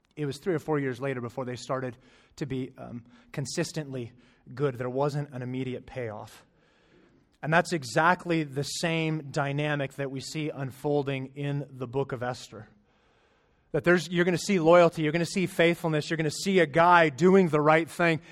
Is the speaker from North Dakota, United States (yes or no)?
no; Arizona, United States; moved away; I'm from Arizona